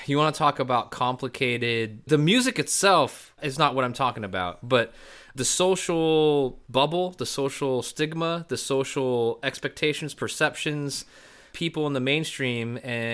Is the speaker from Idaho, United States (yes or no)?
yes; Boise, Idaho, United States; growing up in Boise